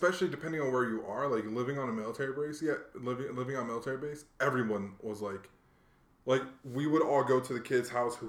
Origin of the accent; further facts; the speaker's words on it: Hawaii, United States; I'm from Hawaii because I consider myself from Hawaii. I spent most of my life there compared to other places. But my dad was military.